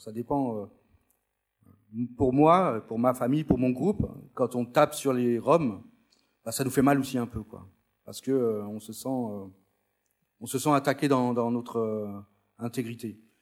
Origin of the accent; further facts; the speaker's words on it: France; je suis né en France, mais mes parents sont venus, euh, d'Espagne